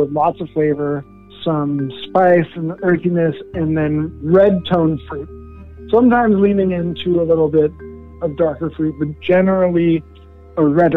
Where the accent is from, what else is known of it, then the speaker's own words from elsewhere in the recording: Denmark; moved away; I was born in Denmark